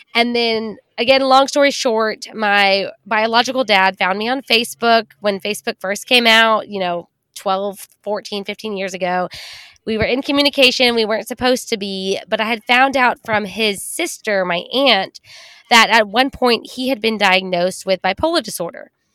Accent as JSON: {"language": "English", "region": "Texas", "country": "United States", "tie": "born or raised there", "said": "growing up in Texas, where women are supposed to be polite and quiet and not make a scene"}